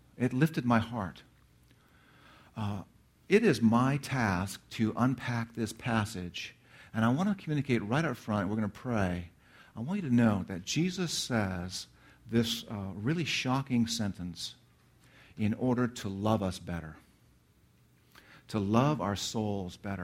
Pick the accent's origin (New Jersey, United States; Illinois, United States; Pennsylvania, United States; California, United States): California, United States; Redlands; moved away; my hometown, Redlands, California, where I grew up